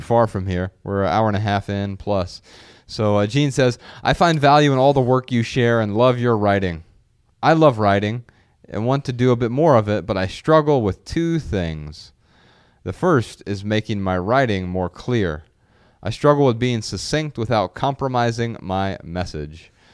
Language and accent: English; Dayton, Ohio, United States; moved away; being back in Dayton, my hometown